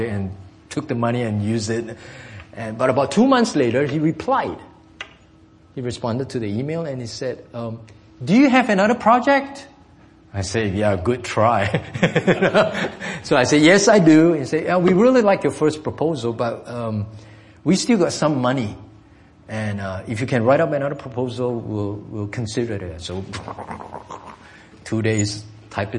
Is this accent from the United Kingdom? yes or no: no; Singapore; English is a second language; moved away; I'm from Singapore.